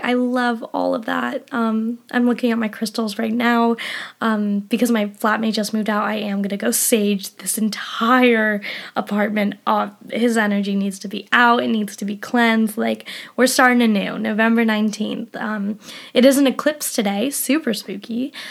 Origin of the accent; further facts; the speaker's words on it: Colorado, United States; moved away as an adult; now in England, United Kingdom; I'm from Colorado